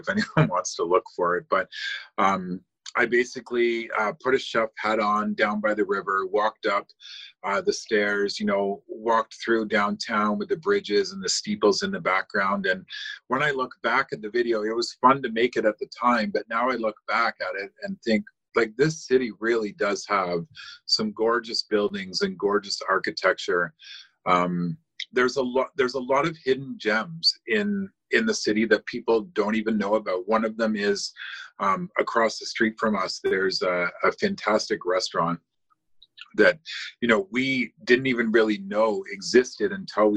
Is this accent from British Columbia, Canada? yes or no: no; Cambridge, Ontario, Canada; born or raised there; also born or lived in London, England